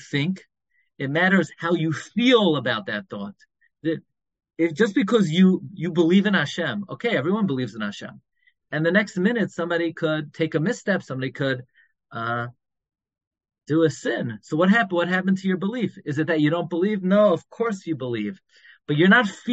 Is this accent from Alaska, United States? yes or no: no; New York City, New York, United States; moved away as an adult; now in Five Towns, United States; When I grew up in Flatbush, I grew up on M31st